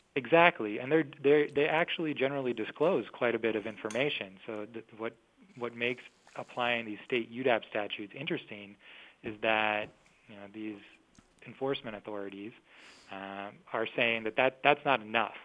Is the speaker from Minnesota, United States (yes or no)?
yes; Minnesota, United States; my home state, I'm from Minnesota